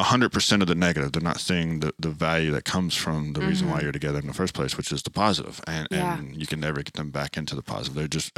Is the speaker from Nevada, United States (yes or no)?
no; Nashville, Tennessee, United States; Yeah, we definitely come from different cultures. I was born and raised here in Nashville